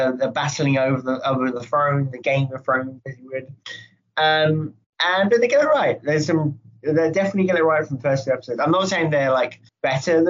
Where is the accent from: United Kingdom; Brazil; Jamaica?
United Kingdom; Hey, we're British.